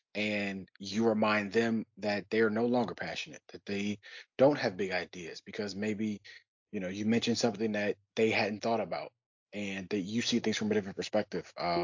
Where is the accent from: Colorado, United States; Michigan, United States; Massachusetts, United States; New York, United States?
Michigan, United States; Detroit; now in Philadelphia, United States; being from Detroit and living in Philadelphia, I'm not from Philly